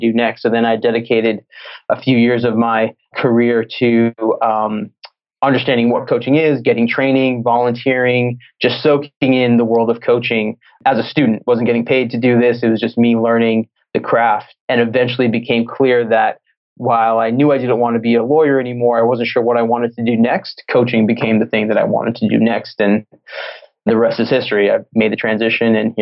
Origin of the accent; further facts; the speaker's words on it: Massachusetts, United States; moved away as an adult; also born or lived in Los Angeles; I'm from Massachusetts.